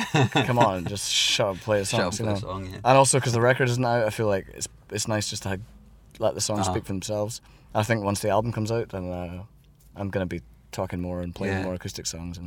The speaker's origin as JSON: {"language": "English", "town": "Edinburgh", "region": "Scotland", "country": "United Kingdom", "tie": "born or raised there", "moved": "as an adult", "lives_now": "Berlin, Germany", "said": "I grew up in Edinburgh"}